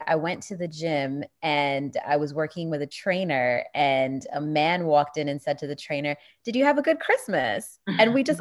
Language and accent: English; New York, United States; my childhood growing up in New York